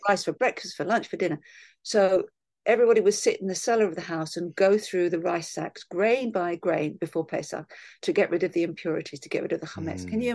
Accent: London, United Kingdom; Part of me wants to say, "Well, London

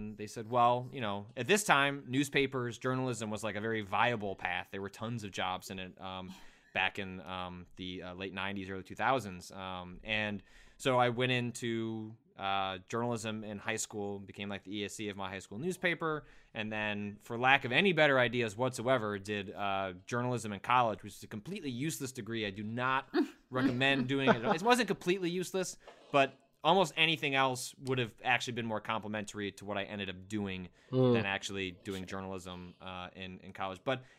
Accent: Illinois, United States; I grew up in the Chicago suburbs.

